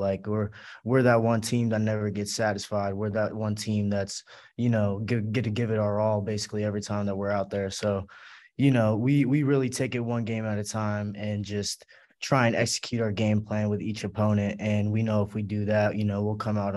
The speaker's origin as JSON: {"language": "English", "town": "Glendale", "region": "California", "country": "United States", "moved": "as an adult", "lives_now": "Loretto, United States", "said": "I'm from Glendale, California, like Los Angeles area."}